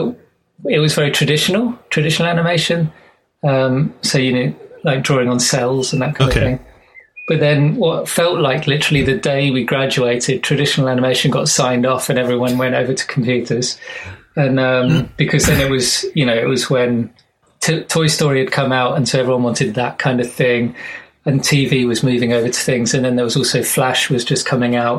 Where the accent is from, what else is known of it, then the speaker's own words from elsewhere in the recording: Surrey and London, South East England, United Kingdom; moved away as an adult; now in Frome, United Kingdom; I'm from Surrey and London